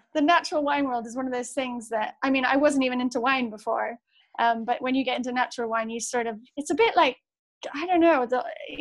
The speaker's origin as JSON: {"language": "English", "town": "Manchester", "region": "North West England", "country": "United Kingdom", "tie": "born or raised there", "said": "I grew up in Manchester, or in the outskirts of Manchester, on the edge of the Pennines. And so I grew up surrounded by farmland."}